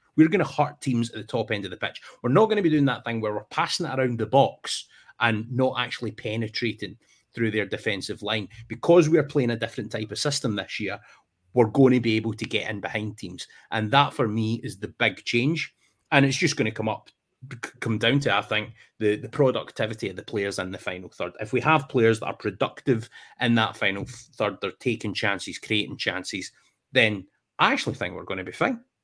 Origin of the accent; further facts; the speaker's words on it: Ayrshire, Scotland, United Kingdom; now in England; growing up in Scotland, it's a smaller country right? so, I mean, even if you've got trips to like Ross County or Aberdeen or whatever it is from where I am down in Ayrshire